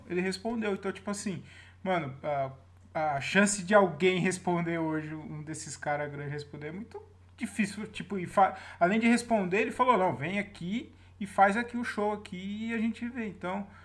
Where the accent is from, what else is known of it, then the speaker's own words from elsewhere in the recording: Jundiaí, São Paulo, Brazil; now in Várzea Paulista, Brazil; Eu falo que eu sou de Jundiaí. Eu moro na, em Várzea Paulista